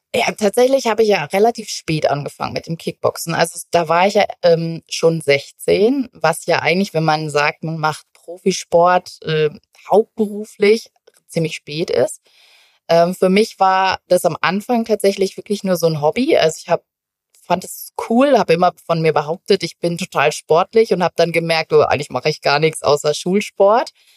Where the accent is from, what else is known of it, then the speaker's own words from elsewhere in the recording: North Rhine-Westphalia, Germany; moved away as an adult; now in Munich, Germany; Tatsächlich komme ich ja eigentlich aus NRW